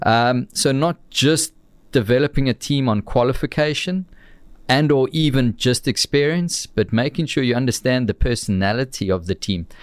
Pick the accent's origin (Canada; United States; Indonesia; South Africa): South Africa; Amanzimtoti, KwaZulu-Natal; also born or lived in Warner Beach / Winklespruit; my humble beginnings in the south coast of, of Durban, down at, uh, a town called the Mams and Toti